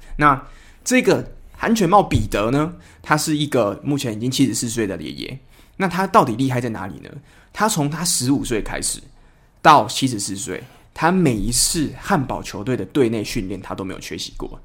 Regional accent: Kaohsiung, Taiwan; 因为我是高雄人嘛

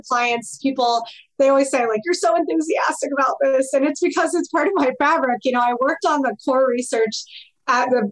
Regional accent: Midwest, United States; I grew up in the Midwest

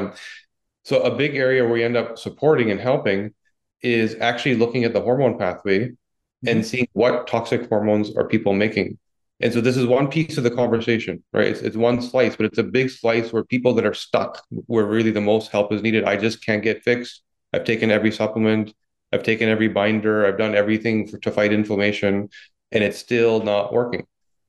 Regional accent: Vancouver, British Columbia, Canada; accent: Vancouver accent; now in Toronto, Canada; Well, yeah, I grew up in Vancouver, moved to Toronto.

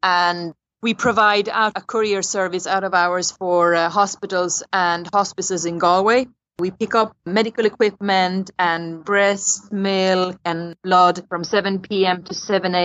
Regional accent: Stockholm, Stockholm County, Sweden; moved away as an adult; also born or lived in Hungary; now in Ireland; I am from Hungary, but I grew up in Stockholm in Sweden, and I moved to Ireland 12 years ago.

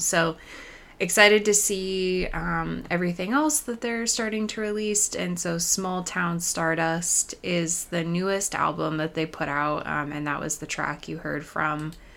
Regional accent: Pacific Northwest, United States; moved away; Growing up in the Pacific Northwest

